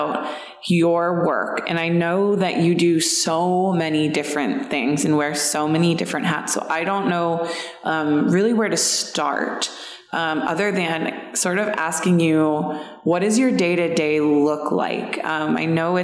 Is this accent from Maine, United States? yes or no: yes; Maine, United States; I spent a lot of time growing up in Maine